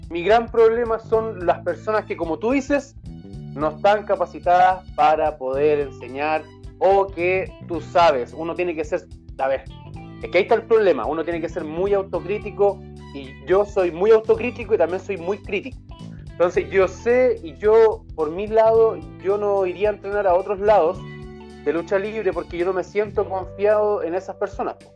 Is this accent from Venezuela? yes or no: no; Puente Alto, Santiago Metropolitan Region, Chile; Ya, ¿dónde queda? En Maipú. Ah, pero es que yo soy de Puente Alto, me queda extremadamente lejos.